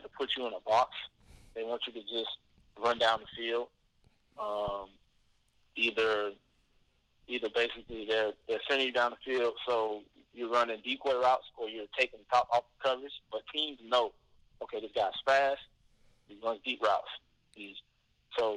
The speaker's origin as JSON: {"language": "English", "region": "South Florida", "country": "United States", "tie": "born or raised there", "said": "Growing up in South Florida"}